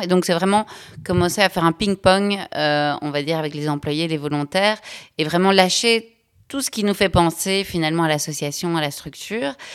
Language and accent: French; Belgium; je suis belge, j'ai 38 ans